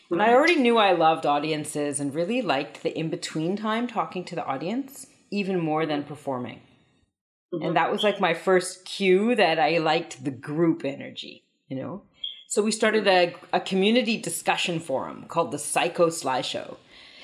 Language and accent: English; Saskatoon, Saskatchewan, Canada; I was born in Canada on Treaty 6 territory, Cree territory, in the middle of Canada in a place called Saskatoon, Saskatchewan